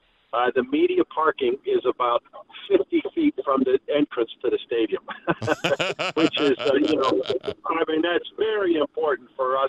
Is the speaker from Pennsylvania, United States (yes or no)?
yes; McKeesport, Pennsylvania, United States; I'm from the south part of McKeesport, so I'm from McKeesport.